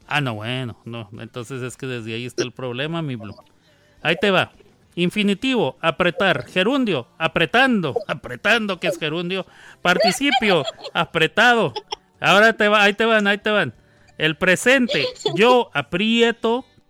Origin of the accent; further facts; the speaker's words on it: Mexico; El voceo es equivale a lo que para mí como mexicano es tú